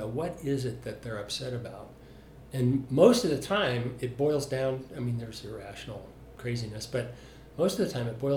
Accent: Salt Lake City, Utah, United States; I'm from Salt Lake City

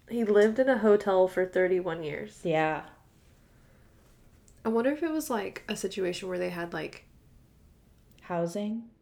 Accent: Austin, Texas, United States; I'm from Austin conserving the aquifer is like ingrained in your brain

